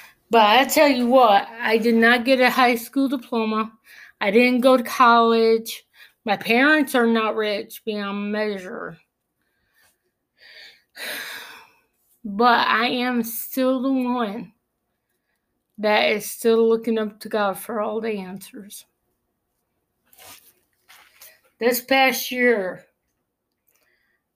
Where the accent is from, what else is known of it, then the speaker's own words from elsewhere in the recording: Clifton Springs, New York, United States; I was born in Clifton Springs